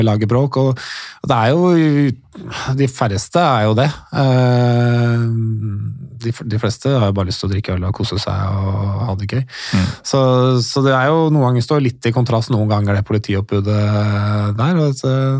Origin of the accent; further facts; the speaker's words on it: Norway; also born or lived in England; jeg som nordmann